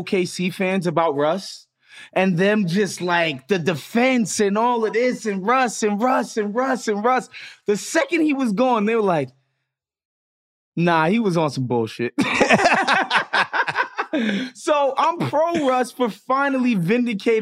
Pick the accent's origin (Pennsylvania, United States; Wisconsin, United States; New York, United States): New York, United States; I'm from New York